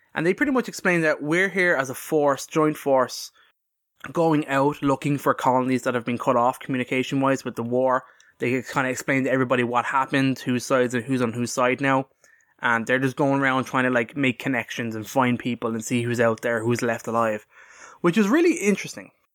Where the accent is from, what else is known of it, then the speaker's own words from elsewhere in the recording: Ireland; we're Irish